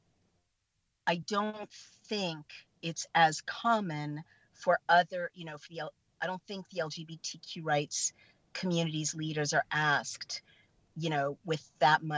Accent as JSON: {"language": "English", "town": "San Francisco", "region": "California", "country": "United States", "tie": "born or raised there", "said": "I was born in San Francisco, and I grew up in the Haight-Ashbury"}